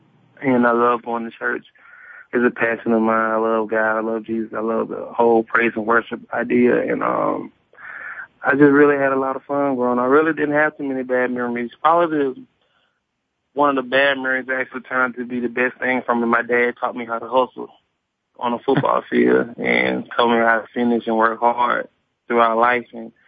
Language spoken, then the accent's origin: English; Birmingham, Alabama, United States; My mom and dad would say that I was a great kid growing up. I mean, a lot of fun, a lot of great times, a lot of great memories.